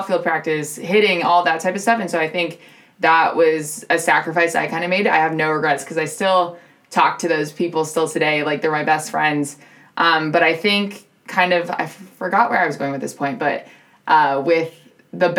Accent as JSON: {"language": "English", "area": "Bay Area", "region": "California", "country": "United States", "tie": "born or raised there", "said": "I grew up born and raised in the Bay Area."}